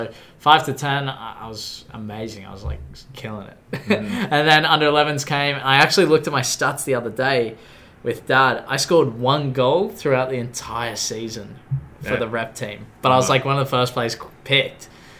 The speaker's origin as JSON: {"language": "English", "country": "Australia", "tie": "born or raised there", "said": "So I'm 22 years old, born and raised in Australia on the beaches."}